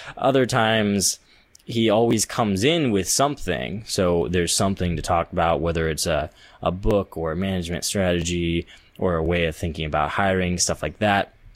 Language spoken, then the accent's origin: English; Central Valley, California, United States; I was growing up in the Central Valley in California